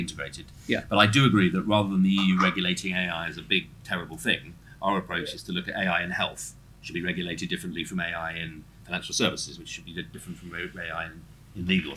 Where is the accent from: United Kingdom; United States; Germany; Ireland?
United Kingdom; Norfolk, East of England; I'm come from Norfolk